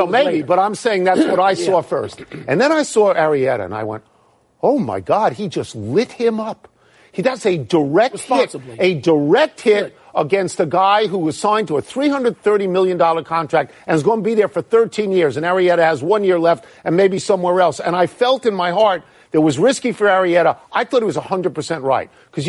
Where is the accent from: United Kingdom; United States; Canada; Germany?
United States; Long Island, New York; moved away; I'm from Long Island.